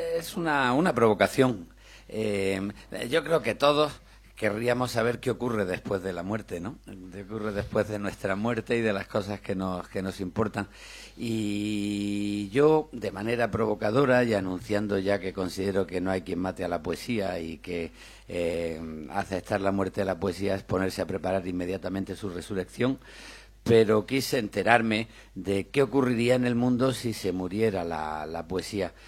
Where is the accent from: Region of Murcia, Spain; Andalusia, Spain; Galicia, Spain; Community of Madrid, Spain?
Andalusia, Spain; Granada; Yo soy de Granada, como Miguel